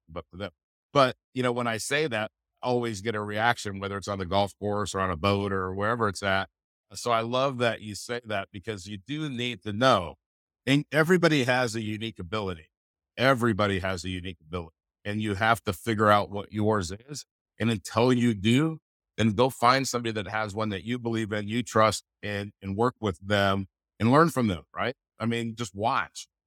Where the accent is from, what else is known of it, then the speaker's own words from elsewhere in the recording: California, United States; moved away; I'm, I'm originally from California